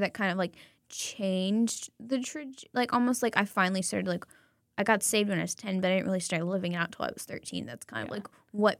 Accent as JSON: {"language": "English", "region": "the South", "country": "United States", "said": "I'm from the South. Everybody has a prayer club."}